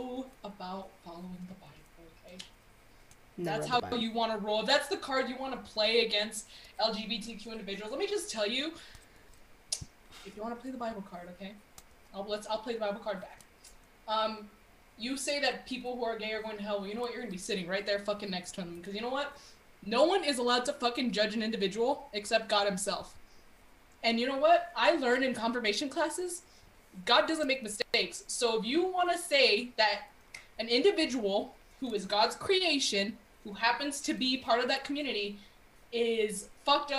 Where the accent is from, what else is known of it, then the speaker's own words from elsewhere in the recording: Texas, United States; I'm Texan, I'm Catholic